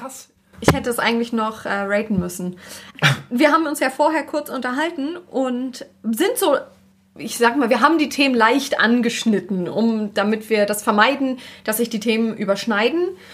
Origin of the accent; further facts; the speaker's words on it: Berlin, Germany; now in Hamburg, Germany; Ursprünglich komme ich ja aus Berlin